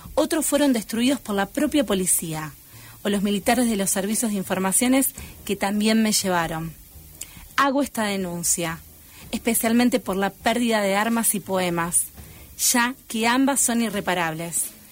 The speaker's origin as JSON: {"language": "Spanish", "town": "Pergamino", "region": "Buenos Aires Province", "country": "Argentina", "tie": "born or raised there", "said": "yo soy de Pergamino, oriunda"}